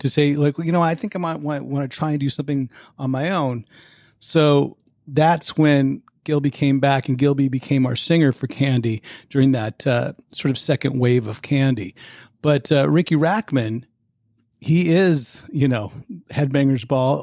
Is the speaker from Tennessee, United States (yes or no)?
no; Pleasanton, California, United States; moved away as an adult; also born or lived in New York / Los Angeles; I grew up in the suburbs of Oakland, a place called Pleasanton